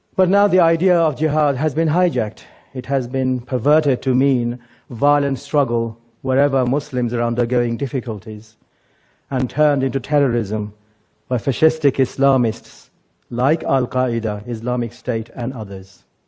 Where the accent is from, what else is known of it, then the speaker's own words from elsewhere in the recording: England, United Kingdom; also born or lived in Bangladesh; I was born in Bangladesh, but grew up mostly in England, and I went to school here.